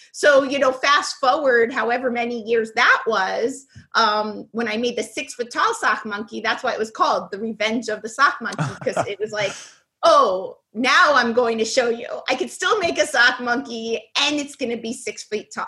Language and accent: English; New York City, New York, United States; I was born in the Bronx